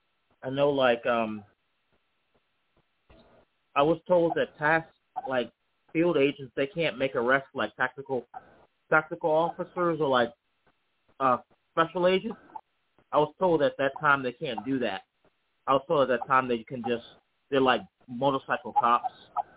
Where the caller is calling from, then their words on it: Charlottesville, Virginia, United States; I'm calling from Charlottesville, Virginia.